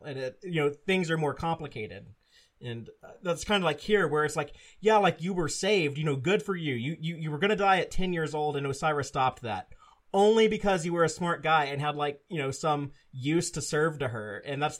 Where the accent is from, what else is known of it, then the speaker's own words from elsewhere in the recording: United States; as an American who's had this experience